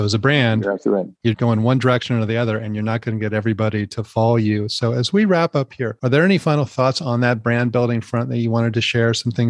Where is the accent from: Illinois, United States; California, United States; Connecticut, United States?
California, United States; San Francisco; also born or lived in Los Angeles, California; now in Portland, United States; although I live here in Portland, I was born in San Francisco, and I think of myself on some level as a Californian and went to college in Los Angeles as well.